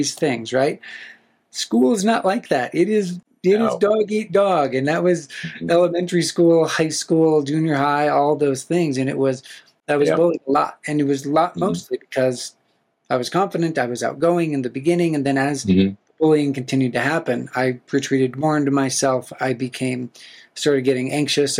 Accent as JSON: {"language": "English", "region": "Black Hills of South Dakota", "country": "United States", "tie": "born or raised there", "said": "I grew up in the Black Hills of South Dakota"}